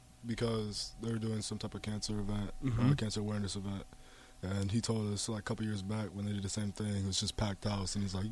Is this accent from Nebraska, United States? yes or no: yes; Lincoln, Nebraska, United States; also born or lived in South Dakota; So I was born in South Dakota.